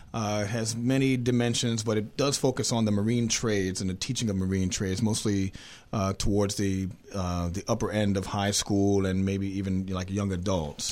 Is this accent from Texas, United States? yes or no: no; Harrisburg, Pennsylvania, United States; moved away as an adult; now in Maryland, United States; I'm originally from Harrisburg, Pennsylvania